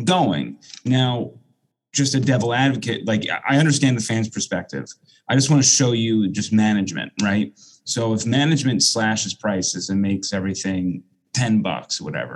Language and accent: English; Long Island, New York, United States; now in Tampa Bay area, United States; when I grew up on Long Island, going to Shea Stadium or City Field, I mean, that's a 30, 35 minute drive